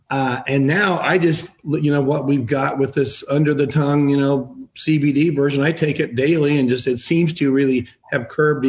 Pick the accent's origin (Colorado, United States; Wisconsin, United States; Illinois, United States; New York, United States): Colorado, United States; moved away; I'm from Colorado